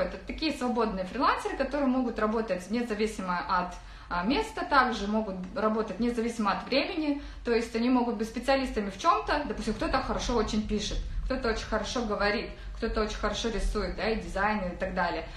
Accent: Saran, Karaganda Region, Kazakhstan; moved away as an adult; now in Turkey; Сама я из Казахстана, из Карагандинской области, город Сарань. Может быть, есть тут мои земляки

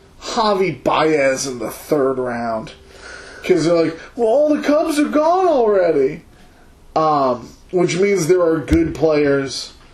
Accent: Chicago, Illinois, United States; coming from Chicago

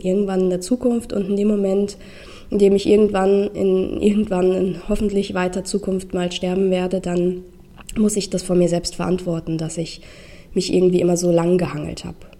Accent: Rheingau, Hesse, Germany; moved away as an adult; also born or lived in Düsseldorf; aus meinem Heimatort, ähm, aus dem Rheingau

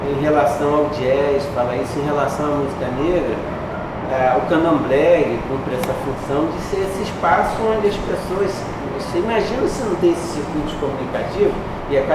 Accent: Northeast Region, Brazil; eu sou nordestino

